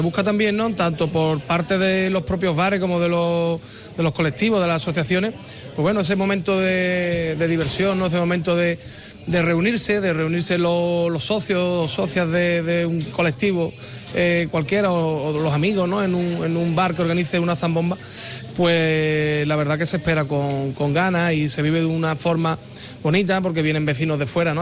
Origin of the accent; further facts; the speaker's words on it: Guadalcacín, Andalusia, Spain; mi pueblo